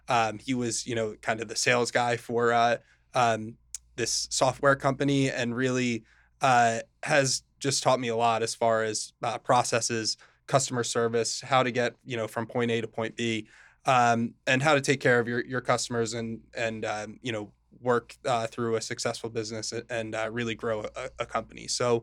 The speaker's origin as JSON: {"language": "English", "town": "Morristown", "country": "United States", "tie": "born or raised there", "said": "So I'm from Morristown originally. I grew up there, you know, with my family, my sister, and my parents."}